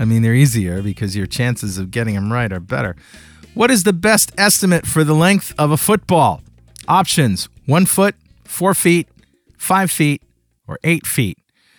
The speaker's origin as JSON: {"language": "English", "town": "Mystic", "region": "Connecticut", "country": "United States", "tie": "born or raised there", "said": "I grew up in Mystic."}